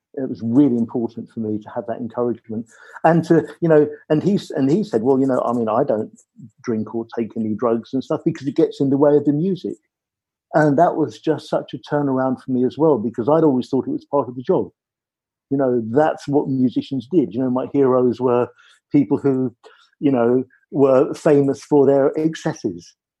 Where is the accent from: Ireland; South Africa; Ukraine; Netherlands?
Ireland; moved away; I'm Irish, I come from Ireland, and I come from a family where everybody made music